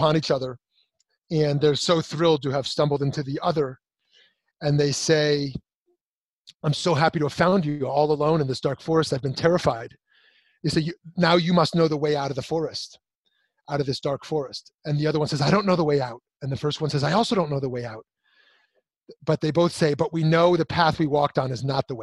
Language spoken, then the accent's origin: English; United States; I'm an American, I'm a Jew